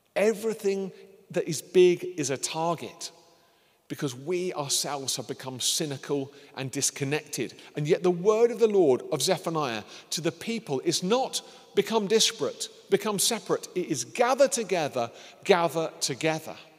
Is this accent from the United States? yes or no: no; United Kingdom